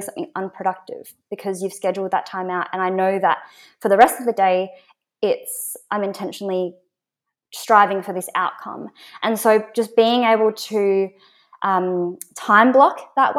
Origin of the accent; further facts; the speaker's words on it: Perth, Western Australia, Australia; moved away as an adult; So I'm originally from Perth. So I moved here about 3 years ago.